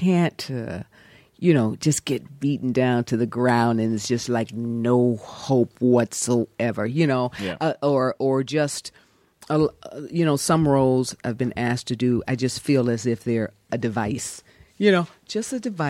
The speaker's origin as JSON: {"language": "English", "region": "the South", "country": "United States", "tie": "born or raised there", "moved": "as an adult", "lives_now": "Los Angeles, United States", "said": "growing up in South, little public school, going to Yale"}